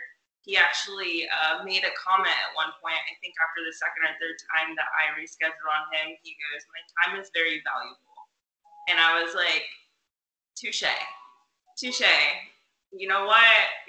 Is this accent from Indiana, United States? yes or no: yes; Indiana, United States; moved away as an adult; now in Frisco, United States; I'm from good old Indiana. I moved to Frisco, Texas in February.